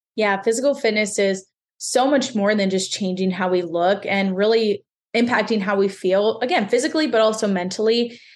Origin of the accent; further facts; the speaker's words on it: Pennsylvania, United States; I'm from Pennsylvania